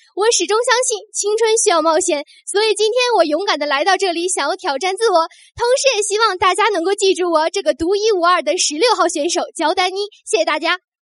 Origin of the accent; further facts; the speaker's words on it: Shanxi, China; 我就是那个生在山西